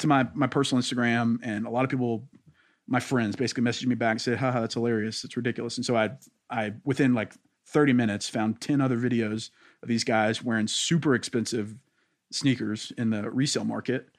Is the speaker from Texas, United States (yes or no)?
no; Louisiana, United States; I'm from Louisiana, and so everybody there is very black or white